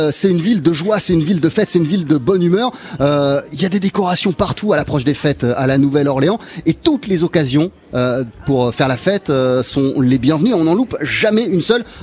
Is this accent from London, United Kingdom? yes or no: no; Wales, United Kingdom; French is a second language; Quand j'étais jeune, effectivement, moi je viens du, pays de Galles et, euh, et, on chantait tout le temps.